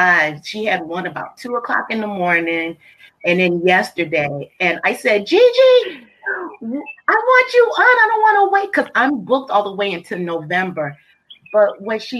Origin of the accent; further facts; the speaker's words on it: Massachusetts, United States; moved away as an adult; also born or lived in Alabama; I'm from Massachusetts too